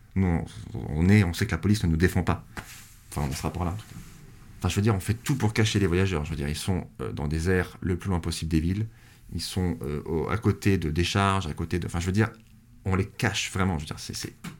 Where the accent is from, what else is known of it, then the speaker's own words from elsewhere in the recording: France; je sais que je suis français, parce que je sais que je suis pas anglais. Enfin, je sais que j'ai né sur ce territoire